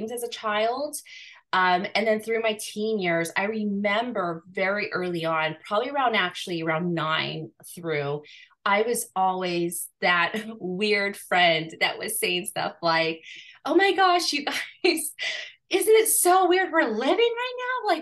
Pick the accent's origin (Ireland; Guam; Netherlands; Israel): Guam; I was born in Guam